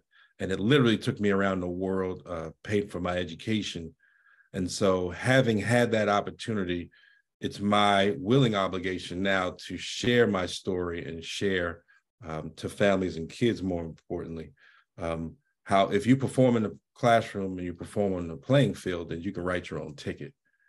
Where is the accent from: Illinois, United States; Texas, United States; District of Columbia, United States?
District of Columbia, United States; Washington; I grew up in Washington, D.C., and unfortunately, I have to be honest, I wasn't very fond of school